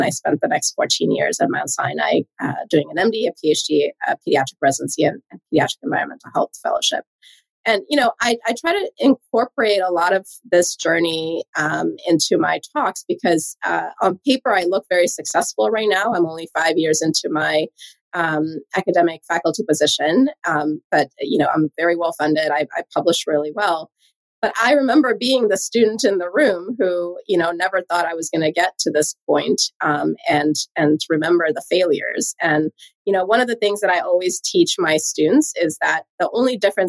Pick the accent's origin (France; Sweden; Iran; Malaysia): Sweden; English is a second language; moved away as an adult; also born or lived in Hawaii; So I moved across the world from Sweden all the way to Hawaii.